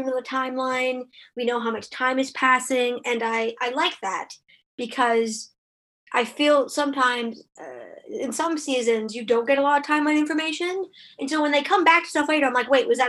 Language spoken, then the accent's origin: English; Canada; also born or lived in Ottawa; I'm Canadian